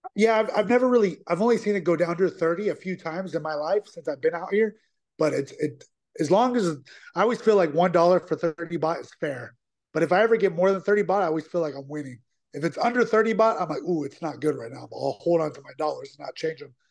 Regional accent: United States; moved away as an adult; also born or lived in Thailand; now in Asia; I always say I'm from America

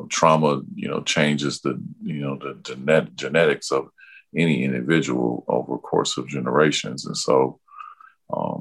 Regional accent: Mississippi, United States; now in Minneapolis, United States; I'm originally from Mississippi myself

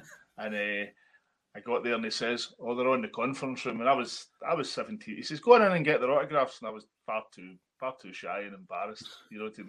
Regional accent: Glasgow, Scotland, United Kingdom; but then I was from Maryhill, and I'd barely ever been out of Maryhill when I started working on STV.

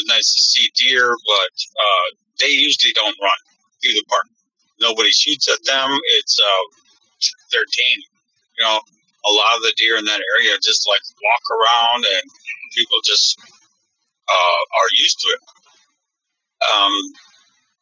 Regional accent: Belcourt, North Dakota, United States; I'm from Belcourt, North Dakota, Ojibwe, India

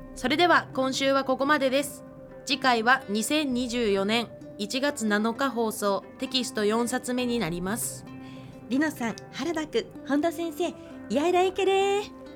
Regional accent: Biratori, Hokkaido, Japan; 二部谷出身だからもうアイヌ文化なんて余裕だわっていう気持ちでいたんですよ

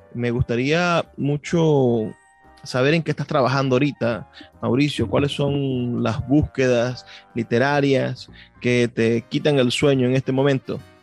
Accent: Venezuela

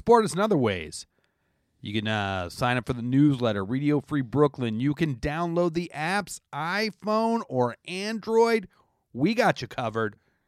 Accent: Canada; now in United States; I'm a Canadian.

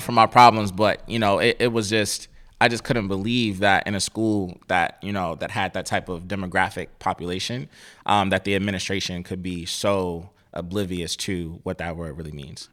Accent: Cleveland, Ohio, United States; I grew up in Cleveland, Ohio

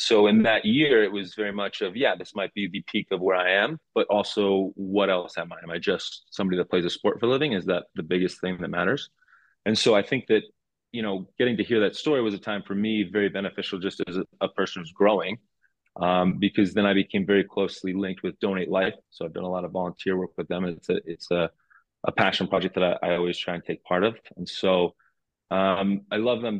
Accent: New Jersey, United States; moved away as an adult; now in Cincinnati, United States; we grew up together in Jersey

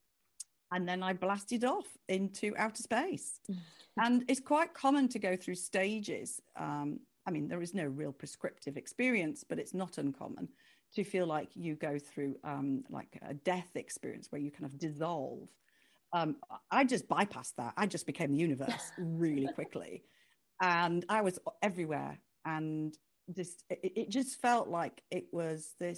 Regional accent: United Kingdom; I was the only Brit

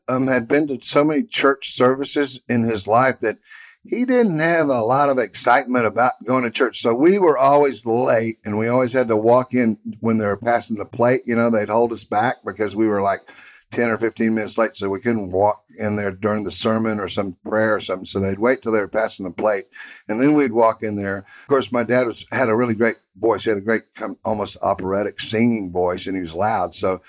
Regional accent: Houston, Texas, United States; So that was kind of a big part of the excitement about growing up in Houston.

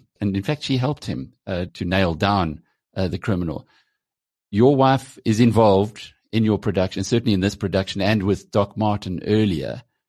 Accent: South Africa; from a South African perspective

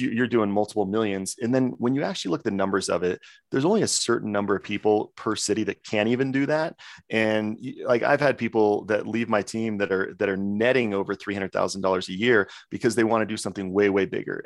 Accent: Coeur d'Alene, Idaho, United States; moved away; my home city, Coeur d'Alene, Idaho

